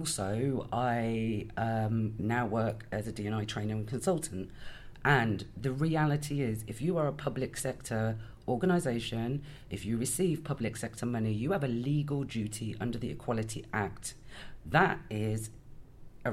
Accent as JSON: {"language": "English", "town": "Birmingham", "region": "West Midlands", "country": "United Kingdom", "moved": "yes", "lives_now": "Bristol, United Kingdom", "said": "I'm originally from Birmingham, but I live in Bristol."}